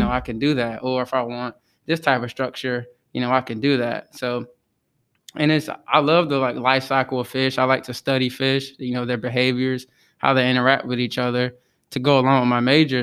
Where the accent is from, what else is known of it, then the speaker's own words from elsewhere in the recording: Outer Banks area, North Carolina, United States; I'm from the Outer Banks area, which is about forty-five minutes from the Virginia state line